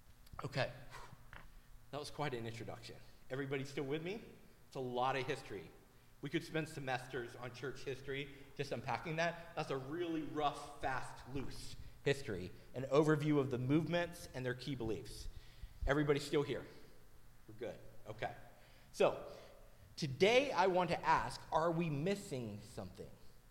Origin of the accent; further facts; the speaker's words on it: Tennessee, United States; moved away as an adult; So I grew up in Tennessee. The church that I was at before I moved up here was one city over from Cleveland, Tennessee, where the Church of God was founded, which is a Pentecostal denomination.